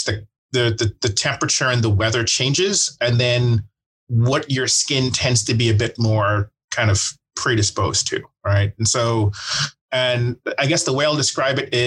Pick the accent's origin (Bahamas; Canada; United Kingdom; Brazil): Bahamas; now in Dallas, United States; I'm from the Bahamas originally